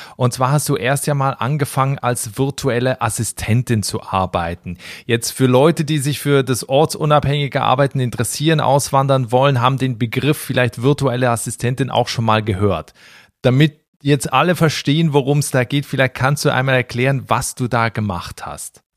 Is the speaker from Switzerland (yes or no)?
yes; Switzerland; ich komme aus der Schweiz